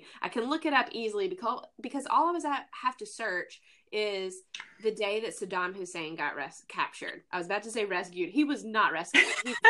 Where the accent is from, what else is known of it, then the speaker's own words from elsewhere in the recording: the South, United States; But being the Southern lady that I am and growing up in the Bible Belt, you try to pretend that you don't know.